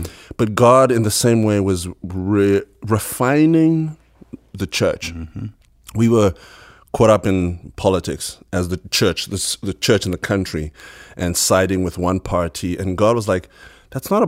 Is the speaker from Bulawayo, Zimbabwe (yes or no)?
yes; Bulawayo, Zimbabwe; Born and bred Buluya, Zimbabwe